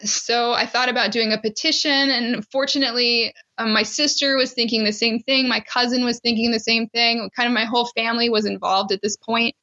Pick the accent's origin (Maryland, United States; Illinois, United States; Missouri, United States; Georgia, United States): Maryland, United States; I'm from Maryland